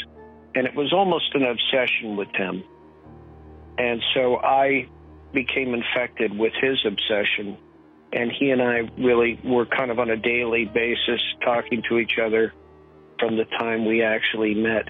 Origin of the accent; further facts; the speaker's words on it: Los Angeles, California, United States; Well, I'm from California. I grew up in Los Angeles, went to high school here, and spent quite a bit of time outside of LA.